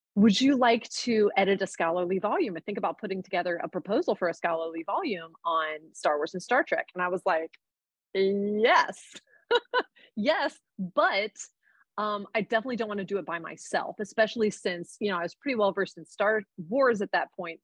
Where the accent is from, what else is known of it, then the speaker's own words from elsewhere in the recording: Cincinnati, Ohio, United States; now in Columbus, United States; I live in Columbus, Ohio. Um, I am from originally from Cincinnati